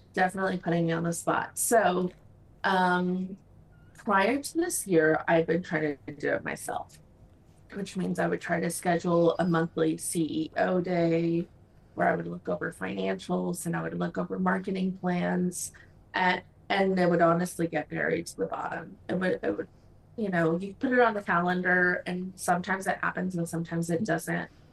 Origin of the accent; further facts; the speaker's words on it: Mexico; moved away as an adult; now in United States; I'm originally from Mexico, uh, came to the US for college